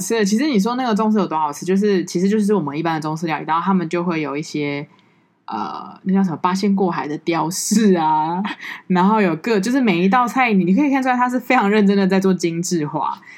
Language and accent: Chinese; Taiwan; 我觉得我们台湾人也会很压抑